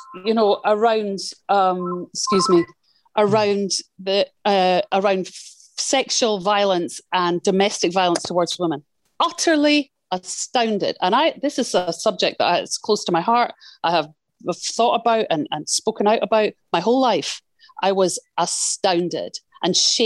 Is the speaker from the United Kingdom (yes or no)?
yes; Scotland, United Kingdom; being Scottish growing up in Thatcher's Britain